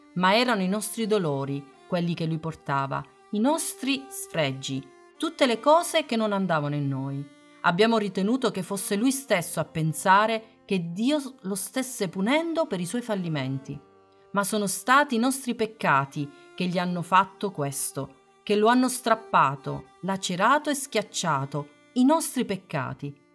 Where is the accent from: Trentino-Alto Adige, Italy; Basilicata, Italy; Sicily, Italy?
Basilicata, Italy; Matera; a Matera, nella mia terra di origine